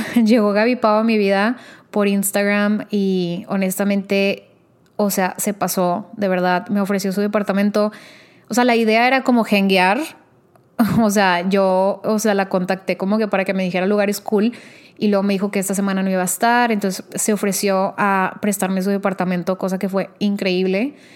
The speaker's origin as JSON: {"language": "Spanish", "town": "Monterrey", "region": "Nuevo León", "country": "Mexico", "said": "yo soy de Monterrey."}